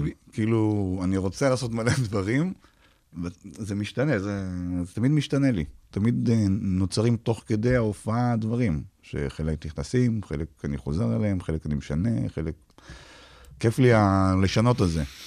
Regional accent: Beersheba, Southern District, Israel; also born or lived in Arad; נולדתי בבאר שבע, ומתישהו עברנו לגור בערד

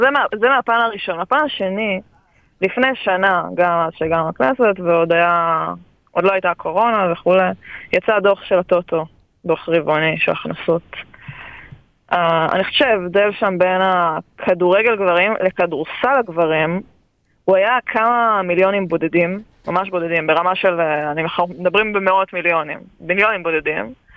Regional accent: Israel; שלנו כישראלים

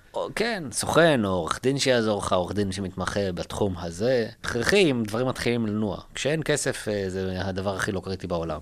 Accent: Israel; also born or lived in United States; אנחנו כישראלים

